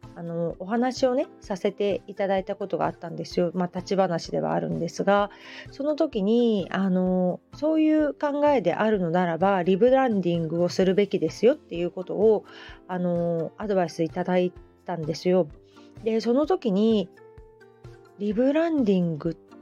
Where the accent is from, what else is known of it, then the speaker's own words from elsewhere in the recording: Hamamatsu, Shizuoka, Japan; also born or lived in Kita-Kamakura; now in Kamakura, Japan; 私 の地元ね遠州浜松もやっぱり織物の町なんですよね子供の頃から繊維の町